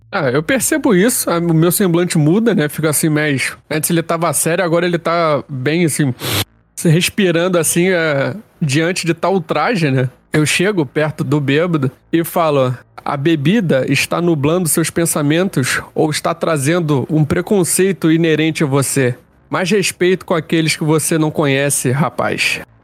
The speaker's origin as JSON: {"language": "Portuguese", "region": "Rio de Janeiro", "country": "Brazil", "said": "Eu sou do Rio de Janeiro, deve ter percebido pelo meu sotaque."}